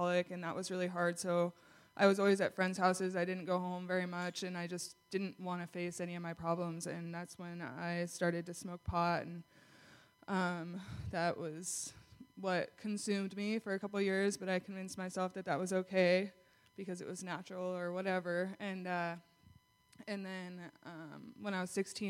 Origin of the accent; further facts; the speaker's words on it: Kalispell, Montana, United States; I'm 24, and I'm from Kalispell.